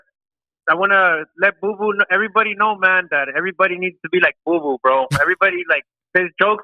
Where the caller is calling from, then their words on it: Northern California, United States; I'm calling from Northern Cali.